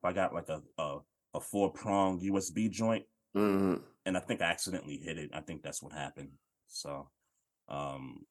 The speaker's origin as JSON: {"language": "English", "town": "New York City", "region": "New York", "country": "United States", "tie": "born or raised there", "said": "I grew up in New York City"}